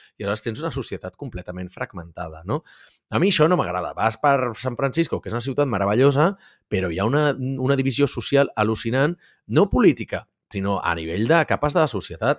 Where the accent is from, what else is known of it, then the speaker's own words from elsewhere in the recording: Catalonia, Spain; com a bon català